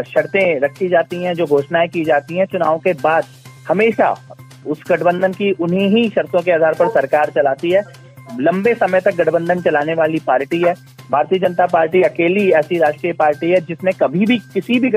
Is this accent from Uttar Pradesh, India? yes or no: yes; Uttar Pradesh, India; मैं क्योंकि खुद पूर्वांचल से हूँ मनीष जी